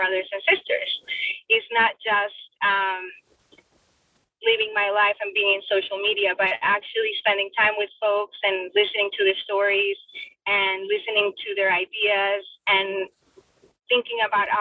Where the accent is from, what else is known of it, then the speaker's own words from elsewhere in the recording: Bogotá, Colombia; English is a second language; also born or lived in Florida, United States; now in United States; I was born and raised in Bogota, Colombia